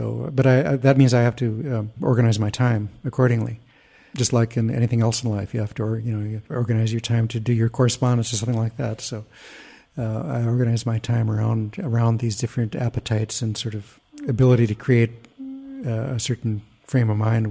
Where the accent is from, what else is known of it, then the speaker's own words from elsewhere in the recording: United States; as an American